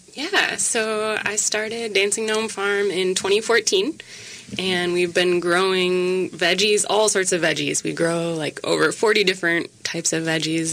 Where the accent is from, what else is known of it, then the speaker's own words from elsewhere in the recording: Minneapolis, Minnesota, United States; now in Wabasha, United States; I grew up in the Twin Cities, so it feels like coming home